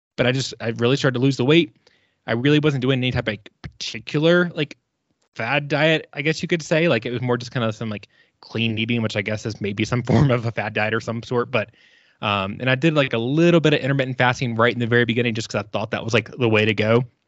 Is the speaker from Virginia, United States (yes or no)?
yes; Virginia, United States; moved away as an adult; now in Colorado, United States; I am originally from Virginia